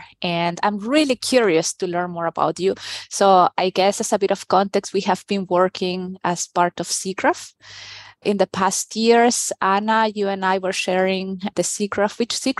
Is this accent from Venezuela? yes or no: yes; Venezuela; moved away as an adult; also born or lived in Peru; now in Stuttgart, Germany; I have been living in Germany, Stuttgart, Germany, for the past 10 years, but I was born in Peru and raised in Venezuela. So I think you can say I'm Latina to the core.